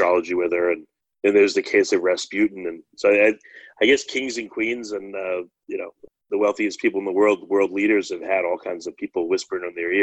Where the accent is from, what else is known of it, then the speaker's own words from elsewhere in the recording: New York, United States; I'm from New York